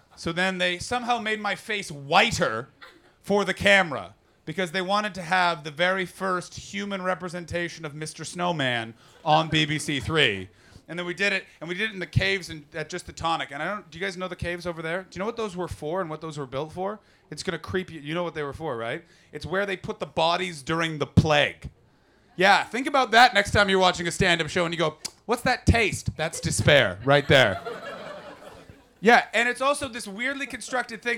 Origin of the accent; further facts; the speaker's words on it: Canada; as a Canadian